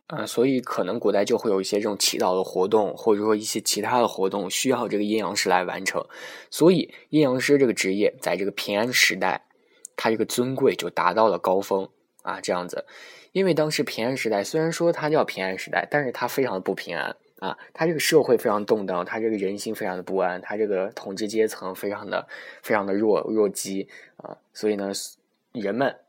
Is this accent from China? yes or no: yes; China; 我出生在天朝，然后生产商是我妈和我爸